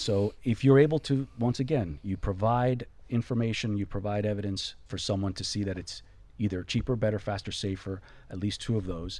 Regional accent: Florida, United States; You know, I'm from Florida.

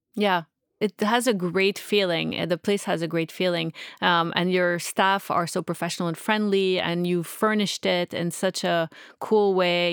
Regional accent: Canada; I'm just Canadian

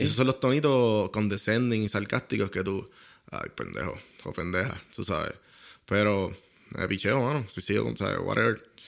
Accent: Puerto Rico; accent: boricua; lo que yo soy, que es boricua

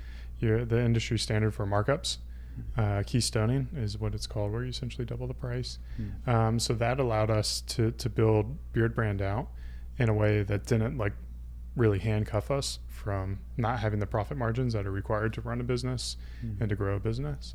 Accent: Greer, South Carolina, United States; I grew up in South Carolina, Greer, South Carolina, home of the BMW manufacturing plant

